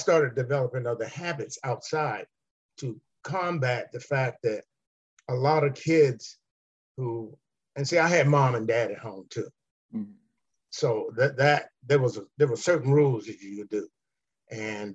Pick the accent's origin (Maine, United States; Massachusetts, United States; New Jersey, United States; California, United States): California, United States; Los Angeles; Collette and I grew up in Southern League in Los Angeles.